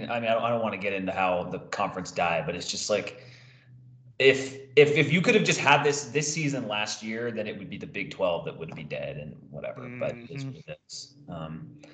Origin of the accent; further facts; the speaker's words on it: the Northwest, Pacific Northwest, United States; grew up in the Northwest.